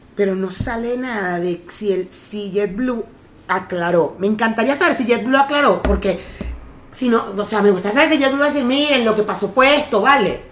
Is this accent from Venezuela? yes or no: yes; Venezuela; now in Mexico; yo nací en Venezuela